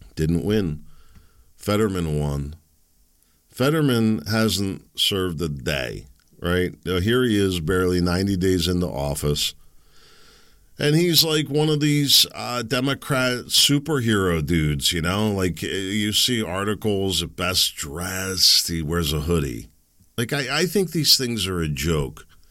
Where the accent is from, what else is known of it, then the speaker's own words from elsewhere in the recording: Pennsylvania, United States; I'm from Pennsylvania